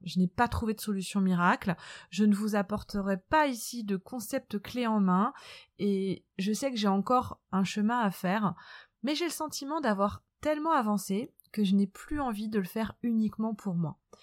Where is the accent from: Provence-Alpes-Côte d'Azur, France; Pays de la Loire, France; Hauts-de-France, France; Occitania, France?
Pays de la Loire, France; Nantes; moved away as an adult; now in south of France, France; Je suis originaire de Nantes, où j'ai vécu une enfance